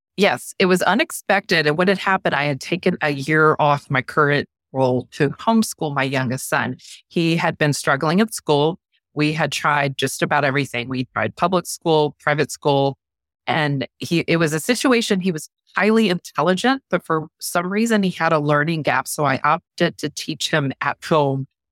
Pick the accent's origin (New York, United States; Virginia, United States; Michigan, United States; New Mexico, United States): Virginia, United States; Norfolk; I'm a native Virginian. I'm about, uh, hours south of D C. I'm originally from Norfolk area and Hampton Roads area, so I've always been in this area.